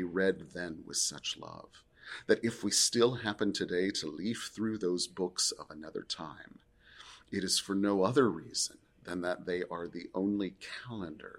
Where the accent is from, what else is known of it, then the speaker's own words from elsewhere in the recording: Pacific Northwest, United States; I grew up in the Pacific Northwest. The Oregon coast is my happy place.